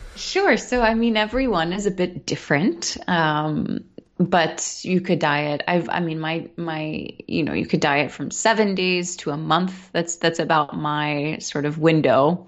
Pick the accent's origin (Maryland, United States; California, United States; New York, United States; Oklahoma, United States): New York, United States; New York City; I'm born and raised in New York City